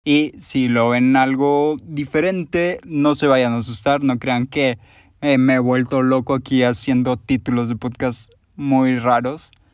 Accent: Monterrey, Nuevo León, Mexico; soy de Monterrey, Nuevo León, como ya lo podrán haber escuchado en mi voz

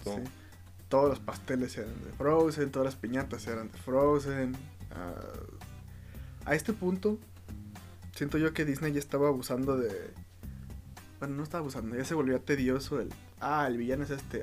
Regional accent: Mexico; siendo mexicano

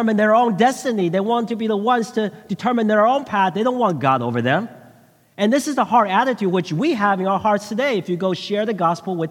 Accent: Bay Area, California, United States; also born or lived in Taiwan; I went to middle school, and it was in the Bay Area.

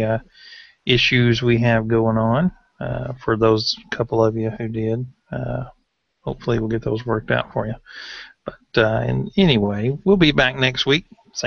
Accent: Tennessee, United States; I'm from Tennessee.

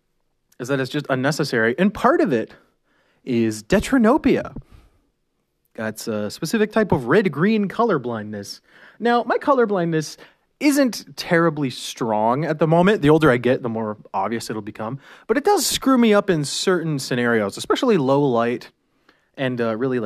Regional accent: Canada; we're Canadian.

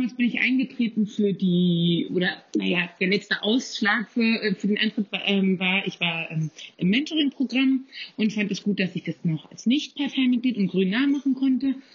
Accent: Kleinmachnow, Brandenburg, Germany; Ich bin aus Klemmachner, ähm, das ist in Potsdam-Mittelmarkt, sozusagen ähm, fettester Speckgürtel zwischen Berlin und, ähm, ja, zwischen Berlin und Potsdam. Und da äh, bin ich auch groß geworden.

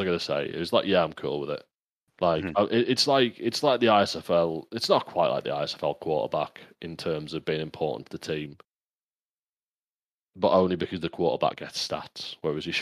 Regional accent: England, United Kingdom; I'm English

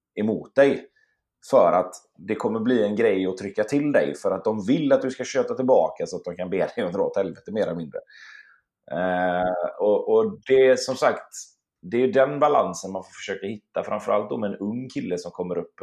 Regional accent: Sweden; also born or lived in Gothenburg / Stockholm; jag och min syster och min mamma bodde hemma i Sverige

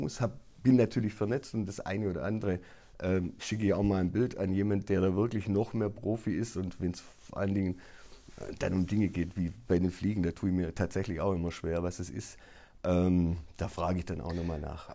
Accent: Baden-Württemberg, Germany; bei uns in Baden-Württemberg

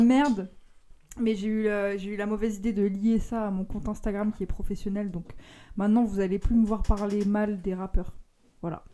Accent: Lyon, Auvergne-Rhône-Alpes, France; je viens de Lyon et j'ai, je, suis, je suis encore ado.

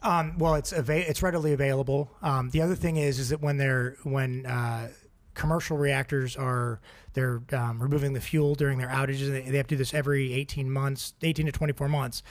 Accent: Oregon, United States; I grew up in Oregon.

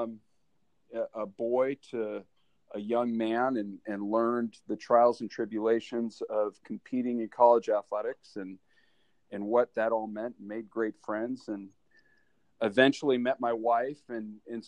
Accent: Kodiak, Alaska, United States; now in Walnut Creek, United States; I was born and raised in Kodiak, Alaska

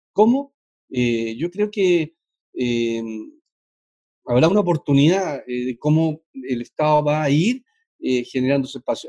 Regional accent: Chile; como chileno

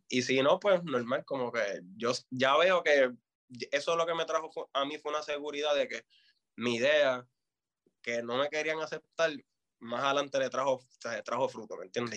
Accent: Fajardo, Puerto Rico; also born or lived in Vieques; yo vengo de Vieques y de Fajardo

